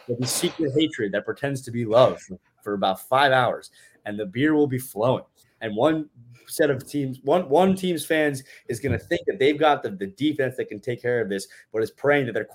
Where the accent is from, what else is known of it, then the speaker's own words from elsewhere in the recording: New York, United States; I'm a New Yorker